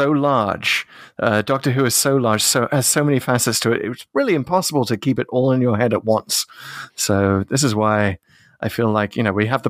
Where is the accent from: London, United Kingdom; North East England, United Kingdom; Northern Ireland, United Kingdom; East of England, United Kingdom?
North East England, United Kingdom; accent: Geordie; moved away; my home part of England, where I grew up in the Northeast